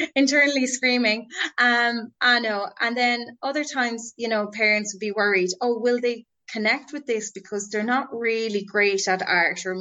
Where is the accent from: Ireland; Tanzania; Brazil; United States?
Ireland; Boyle, Connacht; also born or lived in Dublin; I was born in Dublin, but I was reared in Roscommon in a town called Boyle.